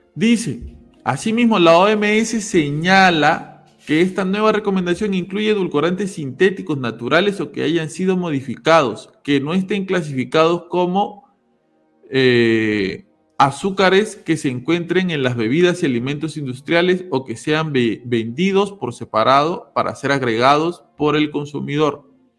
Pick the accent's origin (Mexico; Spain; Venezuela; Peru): Peru; yo soy de Perú, los que somos peruanos acá sabemos